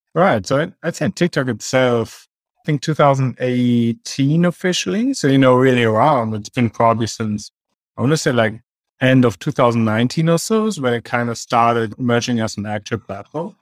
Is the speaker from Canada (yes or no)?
no; Germany; also born or lived in Australia; now in Kansas City, United States; I'm originally from Germany